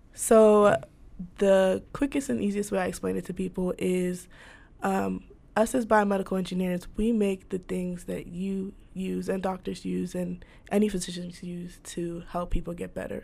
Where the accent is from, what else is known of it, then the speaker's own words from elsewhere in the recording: Shaker Heights, Ohio, United States; I went to school, high school in Shaker Heights, so I did grow up in Ohio